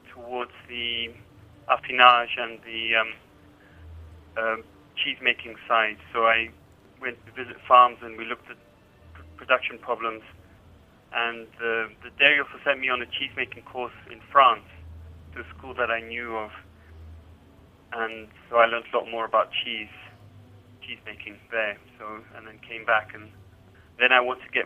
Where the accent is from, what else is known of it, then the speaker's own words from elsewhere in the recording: Zambia; also born or lived in Switzerland; now in London, United Kingdom; I was born in Zambia, grew up there, and then I went to Switzerland